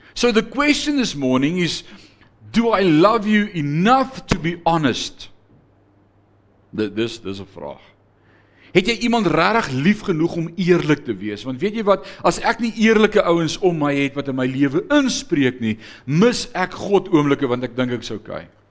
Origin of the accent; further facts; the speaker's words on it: South Africa; ons veral as blanke Afrikaners